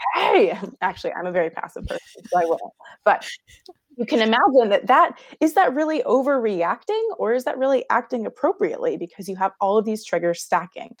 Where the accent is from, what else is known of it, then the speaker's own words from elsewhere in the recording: Houston, Texas, United States; I grew up in Houston, Texas